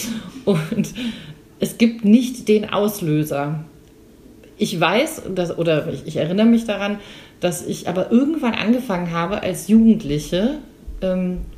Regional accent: Rhineland, Germany; born there; Ich bin äh, geboren im Rheinland. Dann hat es mich hier ins schöne Franken verschlagen

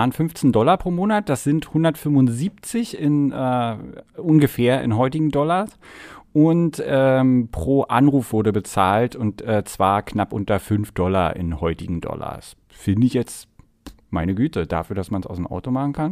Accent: East Germany, Germany; ich bin ja in der DDR groß geworden, wir hatten kein Telefon bis zur Wende.

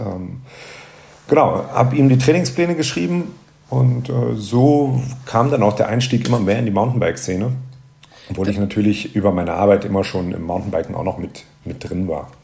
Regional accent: Rhineland, Germany; bei uns im Rheinland

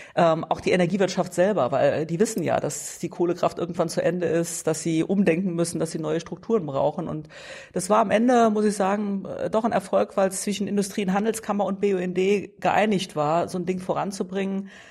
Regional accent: Dillingen, Saarland, Germany; also born or lived in Saarbrücken; in meiner Heimat, nicht im Heimatort. Das ähm, äh, war und ist die Dillinger Hüttenstadt, äh, die mich geprägt hat

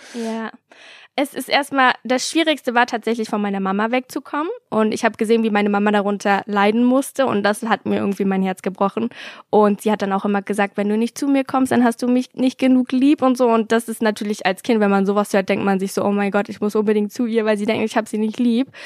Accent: Berlin, Germany; ich bin in Berlin zur Schule gegangen

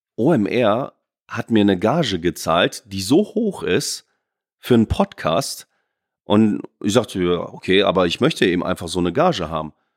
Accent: Oldenburg, Lower Saxony, Germany; moved away; in Oldenburg zu bleiben und meine Heimat

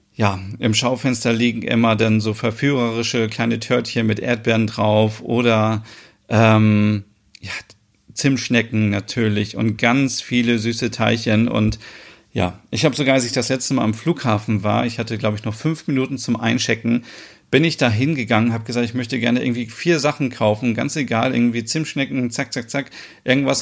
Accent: Germany; hier bei uns in Deutschland

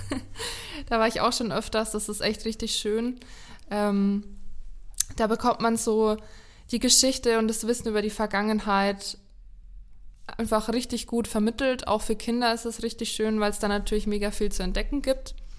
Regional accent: Lower Franconia, Bavaria, Germany; in meiner Heimat

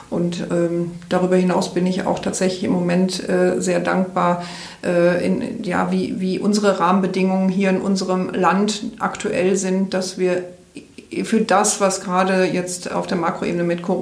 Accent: Rhineland, Germany; Ich komme aus, aus dem Rheinland, vielleicht ist mir das da ein bisschen in die Wiege gelegt

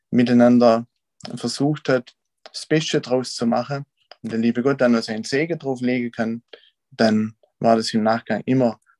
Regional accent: Wiedershausen, Germany; Ich bin aus Wiedershausen, da geboren und auch irgendwie nicht groß rauskommen.

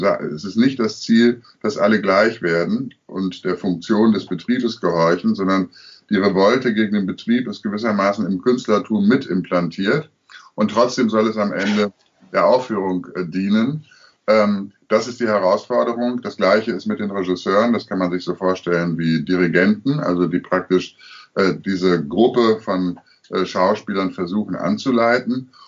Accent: Münster, North Rhine-Westphalia, Germany; Also ich komme aus Münster, ja. äh, bekanntermaßen eine katholische Stadt. Ich bin auch katholisch äh, erzogen

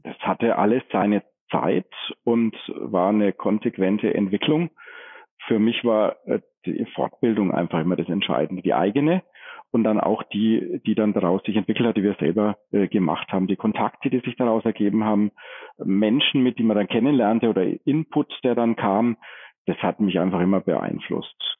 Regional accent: Franconia, Bavaria, Germany; also born or lived in Forchheim; als Franke

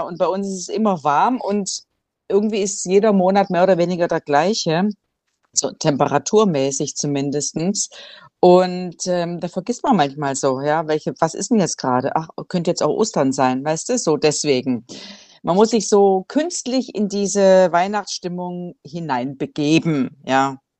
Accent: Swabia, Germany; now in Cambodia; wie man bei uns im Schwabenland so sagt

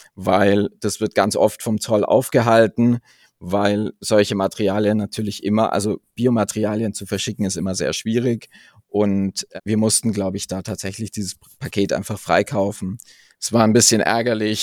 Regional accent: the region around Munich, Bavaria, Germany; ich komme tatsächlich aus der Region um München

